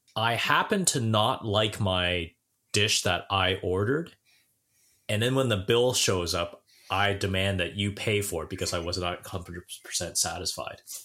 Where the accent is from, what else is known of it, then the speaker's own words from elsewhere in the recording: Brampton, Ontario, Canada; I'm from Brampton.